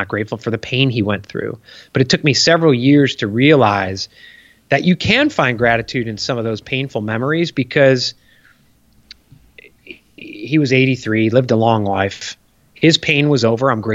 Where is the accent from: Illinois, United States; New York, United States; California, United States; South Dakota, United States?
Illinois, United States; Chicago; now in Charleston, United States; I grew up in Chicago.